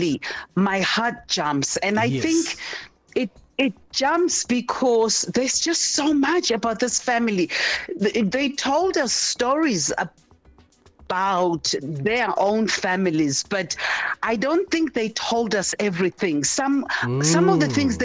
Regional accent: Durban, KwaZulu-Natal, South Africa; I was born in Durban, in KwaZulu-Natal

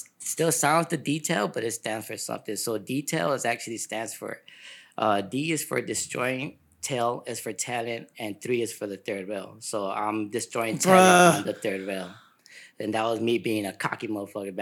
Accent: Chicago, Illinois, United States; now in Sacramento, United States; I'm from Chicago

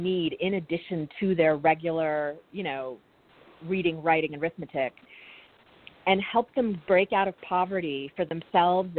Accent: Bloomfield, New Jersey, United States; also born or lived in India; I was born in India, but I grew up here in New Jersey.

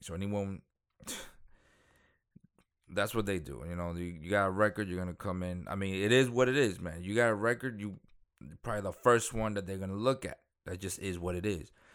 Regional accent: New York City, New York, United States; also born or lived in Dominican Republic; I'm from Dominican Republic, but I grew up in Queens.

